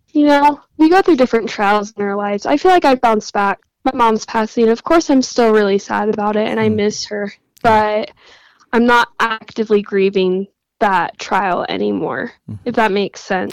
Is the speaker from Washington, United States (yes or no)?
no; Utah, United States; I was born and raised in Utah